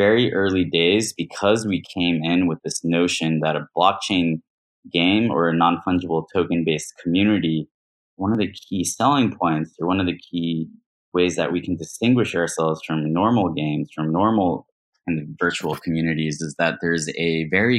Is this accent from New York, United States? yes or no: yes; New York, United States; moved away; I'm actually a New Yorker.